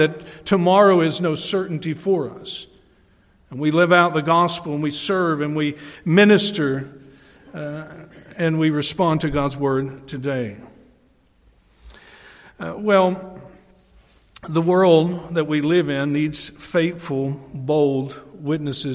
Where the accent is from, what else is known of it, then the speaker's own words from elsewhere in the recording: Tennessee, United States; also born or lived in Adirondacks, New York; now in New York, United States; I come from Tennessee in the Bible Belt, and so there's a culture shock already coming to New York